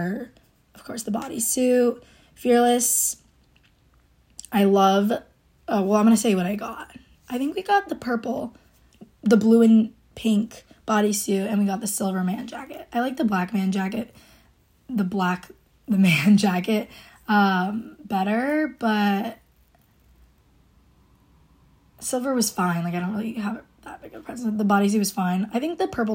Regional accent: Rhode Island, United States; I'm from Rhode Island

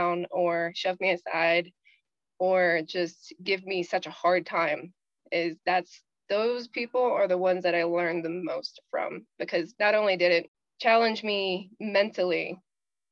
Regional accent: the South, United States; Growing up in the South

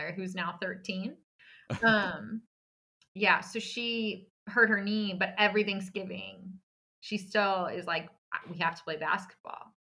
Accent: San Antonio, Texas, United States; also born or lived in Dallas; I grew up in San Antonio, so I'm actually back home currently

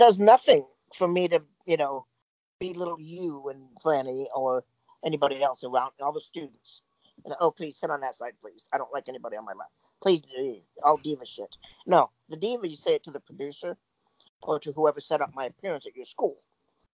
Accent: Michigan, United States; moved away as an adult; also born or lived in California; I come from Michigan

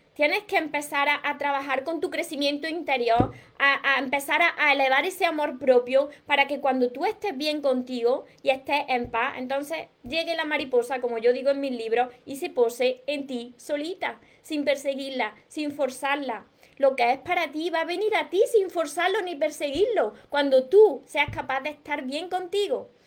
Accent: Córdoba, Andalusia, Spain; Del sur, de Córdoba. Soy de Córdoba

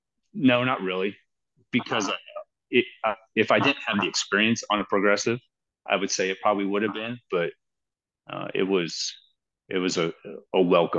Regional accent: Western Kansas, United States; now in Kannapolis, United States; So I grew up in Western Kansas. Grew up hunting, goose, duck, pheasant, all that stuff.

